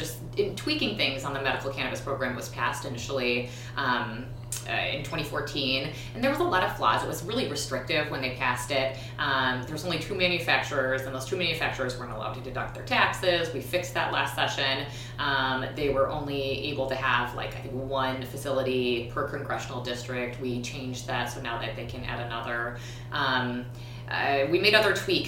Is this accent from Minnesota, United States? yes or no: yes; Minneapolis, Minnesota, United States; also born or lived in Edina, Minnesota; I grew up in North Minneapolis, Northeast, and I grew up really poor to a single mom.